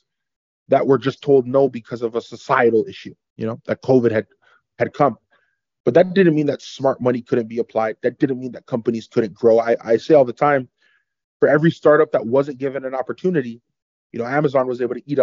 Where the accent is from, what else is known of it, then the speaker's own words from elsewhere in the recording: Canada; Canada's beautiful. I love it here. I love being Canadian